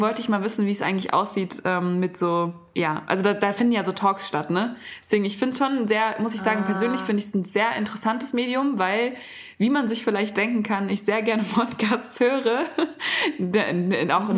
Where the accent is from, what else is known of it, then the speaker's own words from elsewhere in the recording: Germany; bei uns in Deutschland